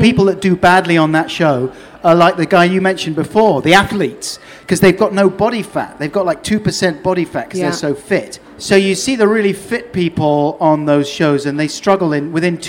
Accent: London, United Kingdom; now in Norwich, United Kingdom; Yeah, off the Earl's Court Road.

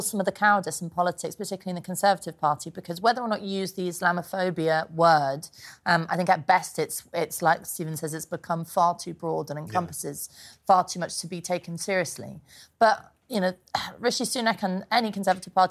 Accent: London, United Kingdom; born or raised there

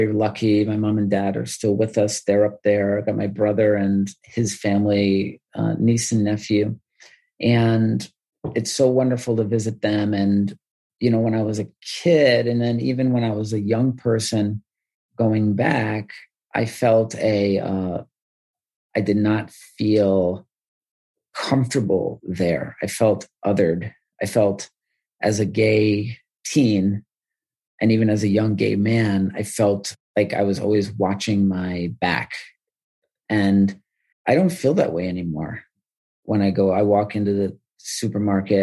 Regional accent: Wilmington, New York, United States; moved away as an adult; also born or lived in Washington, D.C.; I grew up in the Adirondack State Park in a town called Wilmington, New York

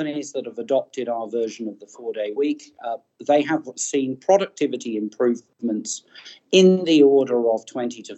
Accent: New Zealand; my home country, New Zealand

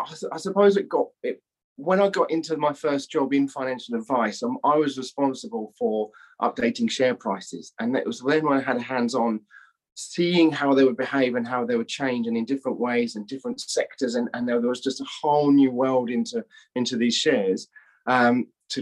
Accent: England, United Kingdom; moved away as an adult; also born or lived in London; now in Australia; I'm English, you can probably tell.

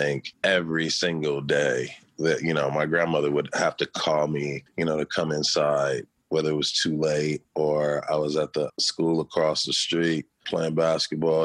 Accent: Los Angeles, California, United States; Born and raised in South Central Los Angeles.

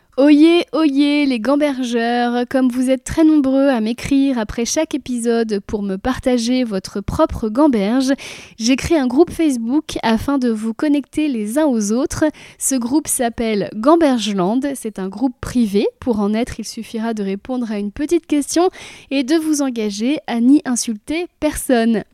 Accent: Brittany, France; j'ai grandi en Bretagne

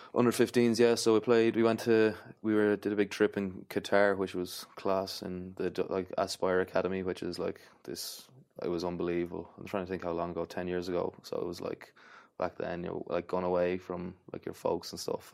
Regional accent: Athlone, Leinster, Ireland; I'm from Athlone

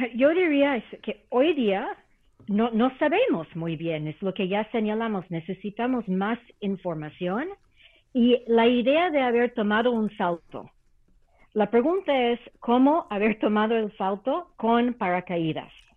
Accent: Canada; now in Mexico; Canadá, que conozco muy bien como canadiense por nacimiento

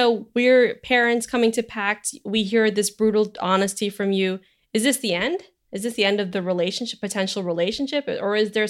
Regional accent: California, United States; also born or lived in Philippines / New Zealand; I am Filipino. I was born in the Philippines. I grew up in both New Zealand and California.

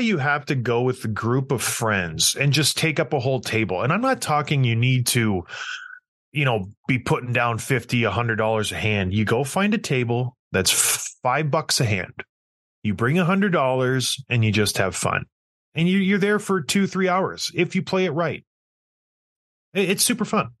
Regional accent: St. Catharines, Ontario, Canada; Saint Catharines, my hometown

